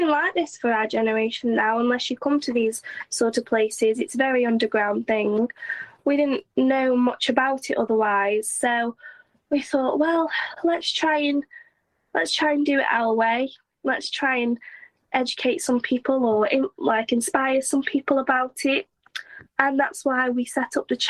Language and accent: English; Stoke-on-Trent, West Midlands, United Kingdom; now in Bournemouth, United Kingdom; I'm not from Stoke. I am from Stoke, but I don't live there. And I moved to Bournemouth